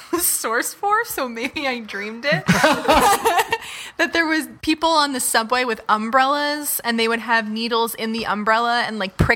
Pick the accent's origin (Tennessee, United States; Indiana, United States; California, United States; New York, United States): New York, United States; growing up in New York when there was such an AIDS panic in the late 80s, early 90s when I was a child.